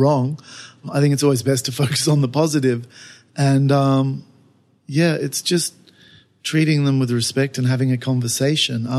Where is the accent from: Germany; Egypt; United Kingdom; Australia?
Australia; now in China; I'm Australian.